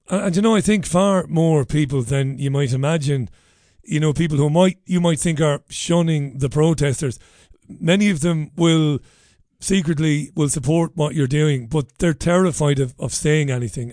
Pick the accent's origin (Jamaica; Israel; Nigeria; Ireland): Ireland; moved away; an Irishman who's travelled around the world to find work and to better my own life